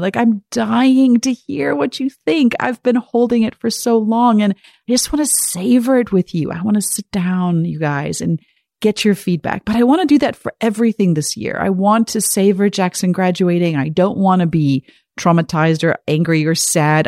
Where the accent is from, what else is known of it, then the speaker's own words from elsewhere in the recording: South Africa; growing up in South Africa